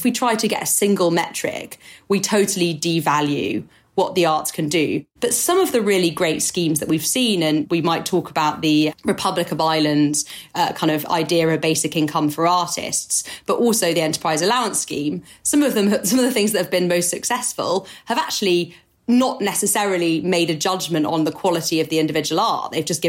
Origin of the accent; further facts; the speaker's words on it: France; accent: French; English is a second language; which I'm going to butcher with my French accent